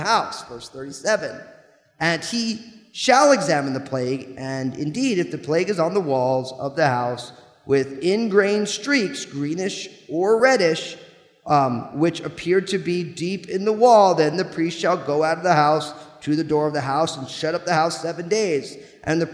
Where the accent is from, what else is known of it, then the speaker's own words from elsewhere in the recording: New Jersey, United States; I grew up in New Jersey